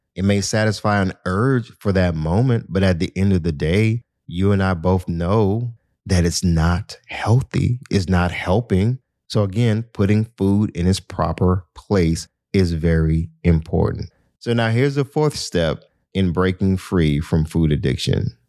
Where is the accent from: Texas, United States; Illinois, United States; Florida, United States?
Florida, United States; Miami; I'm from Miami